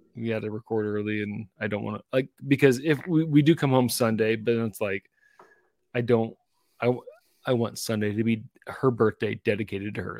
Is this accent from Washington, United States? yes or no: yes; Tri-Cities, Washington, United States; Washington, where I grew up in the Tri-Cities